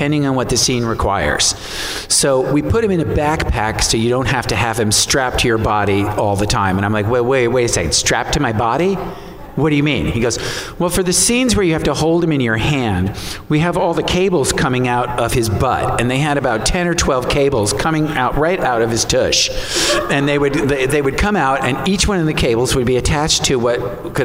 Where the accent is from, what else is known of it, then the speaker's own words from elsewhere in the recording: New York City, New York, United States; I'm from New York City.